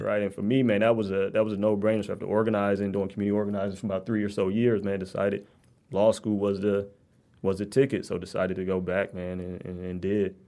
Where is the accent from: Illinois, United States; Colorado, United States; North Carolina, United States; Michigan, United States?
Michigan, United States; Detroit; I grew up between six and seven mile in Evergreen